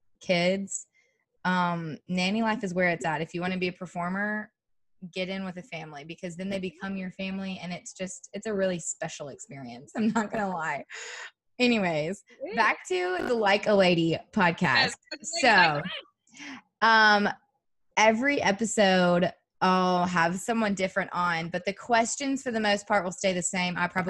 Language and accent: English; Alabama, United States; me and … are both born and raised in the South. Southern grown, but I am from Alabama and she is from Kentucky.